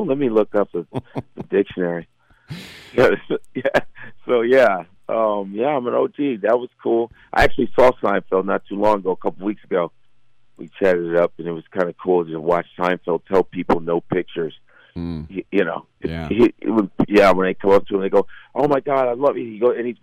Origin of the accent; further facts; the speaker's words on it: Chicago, Illinois, United States; moved away as an adult; now in New York, United States; I grew up around the Cubs, on the Cubs side of Chicago.